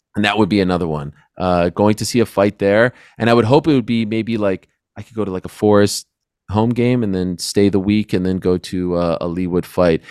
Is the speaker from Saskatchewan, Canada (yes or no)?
no; Montreal, Quebec, Canada; I grew up in Montreal, which was a great, y-, you know, fight town, still is